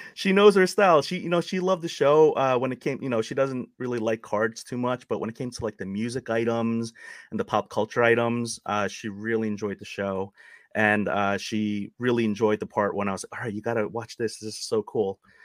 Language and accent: English; New York City, New York, United States; I'm a Queens boy, or I grew up in Queens